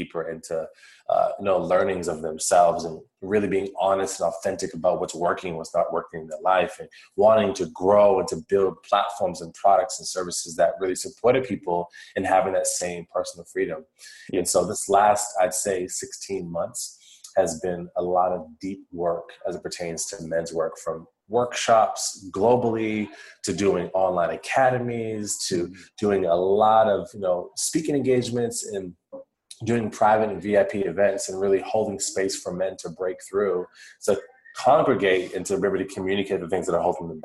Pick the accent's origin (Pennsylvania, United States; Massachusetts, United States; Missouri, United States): Massachusetts, United States; Worcester; I grew up on the East Coast of the United States of America, and I was in a city called Worcester in the state of Massachusetts.